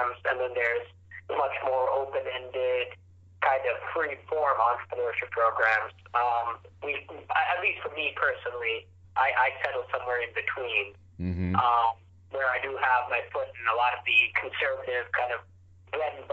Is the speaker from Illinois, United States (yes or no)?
yes; Chicago, Illinois, United States; I was born in Chicago, but my parents were both born in India and came to this country about 30 years ago